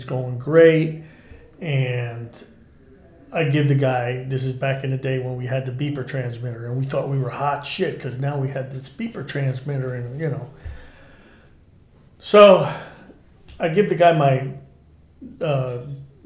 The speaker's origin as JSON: {"language": "English", "town": "Newark", "region": "New Jersey", "country": "United States", "tie": "born or raised there", "said": "I grew up in Newark, New Jersey, in the 60s"}